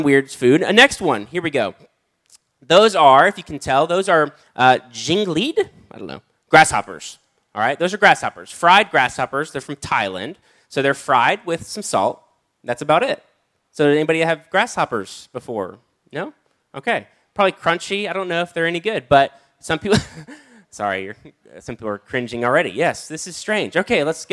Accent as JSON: {"language": "English", "country": "United States", "said": "I grew up on Spam because I'm from America"}